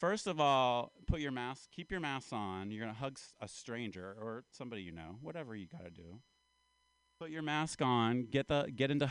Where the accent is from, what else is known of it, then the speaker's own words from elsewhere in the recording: Appalachia, United States; now in California, United States; I'm from Appalachia. I'm kind of from the South. I'm an Appalachian man